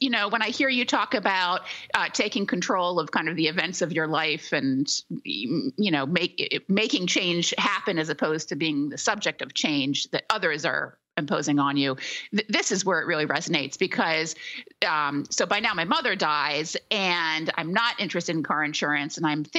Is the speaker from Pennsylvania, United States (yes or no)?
yes; Philadelphia, Pennsylvania, United States; also born or lived in Paris; Correct. Here in my hometown.